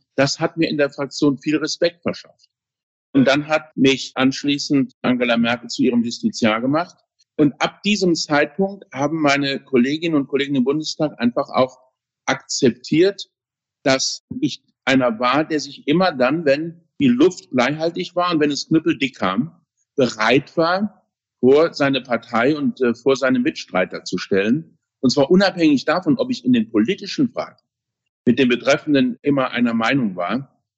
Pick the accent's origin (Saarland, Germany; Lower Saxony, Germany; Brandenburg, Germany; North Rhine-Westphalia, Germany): Saarland, Germany; also born or lived in Berlin; meiner Heimat im Saarland, wo ich wohne